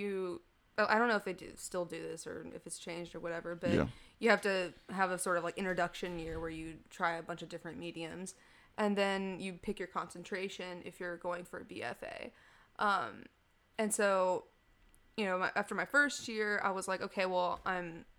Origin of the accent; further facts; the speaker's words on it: Chapel Hill, North Carolina, United States; also born or lived in Raleigh / Greensboro; technically born in Raleigh, but I lived my whole life in Chapel Hill